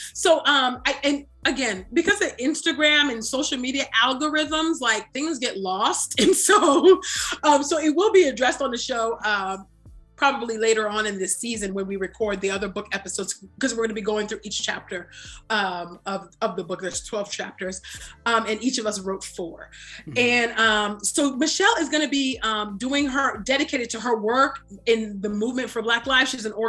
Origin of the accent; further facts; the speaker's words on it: Nigeria; And maybe that's just because I'm like Nigerian and I don't know.